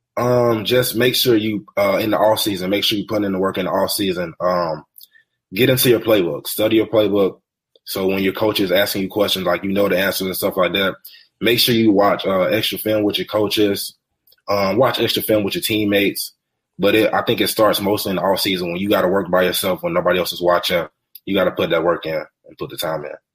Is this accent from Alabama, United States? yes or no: yes; Alabama, United States; I live in Alabama